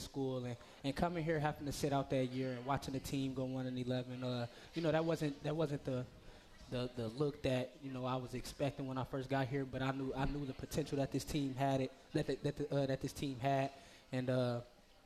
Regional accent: Muskegon, Michigan, United States; growing up in Muskegon, just playing for the Big Reds.

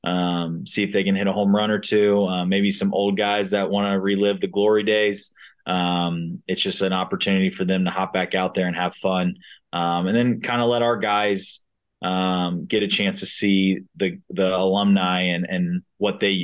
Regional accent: Cincinnati, Ohio, United States; moved away as an adult; now in Wichita, United States; I'm from Cincinnati

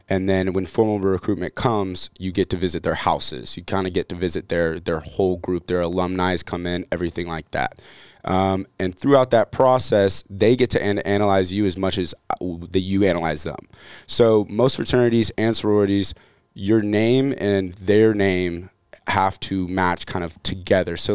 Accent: Atlanta, Georgia, United States; also born or lived in Marietta; So I was born in Atlanta. Uh, grew up in Atlanta, Marietta, right outside of Atlanta.

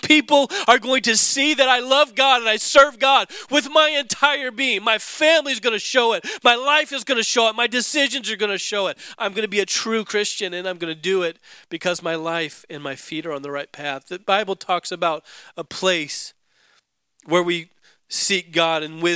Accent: Alaska, United States; growing up in Alaska snowboarding

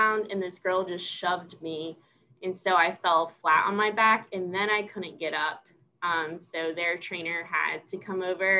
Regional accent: Washington, New Jersey, United States; moved away as an adult; also born or lived in Pennsylvania / Kentucky / South Carolina; now in Clarksville, United States; I'm originally from Washington, New Jersey, which is a really small town, 15 minutes from the Pennsylvania border.

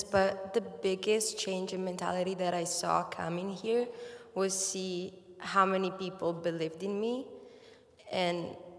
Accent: Italy; now in United States; So I'm from Italy, and when I told them, oh, I want to go study in the United States and do school and sport here

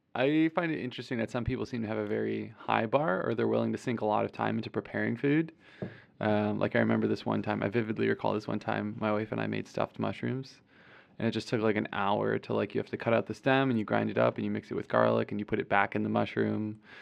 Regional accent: Clarence, New York, United States; my hometown of Clarence, New York

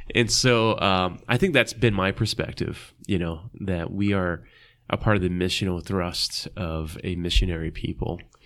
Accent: Detroit, Michigan, United States; I grew up in Detroit and it was 85% black city.

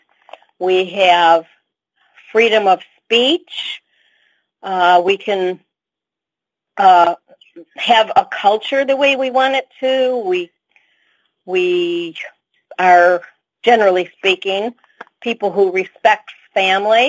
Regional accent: United States; I'm very American

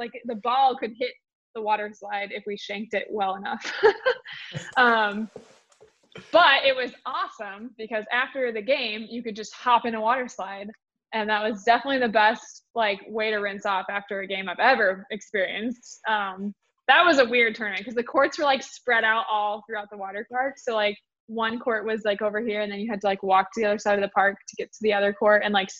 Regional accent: Michigan, United States; since growing up on Lake Michigan

